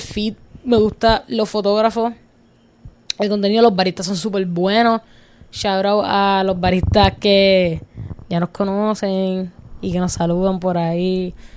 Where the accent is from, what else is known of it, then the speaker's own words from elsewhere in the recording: Cidra, Puerto Rico; nosotros somos de montaña, los que no saben, somos de Calle, somos de Sidra, somos de la montañita, súper orgullosa